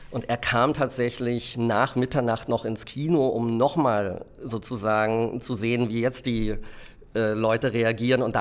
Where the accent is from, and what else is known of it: Berlin, Germany; born or raised there